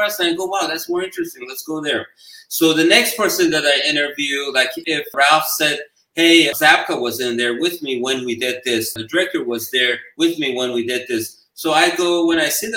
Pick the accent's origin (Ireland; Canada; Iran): Iran; now in United States; I was from Iran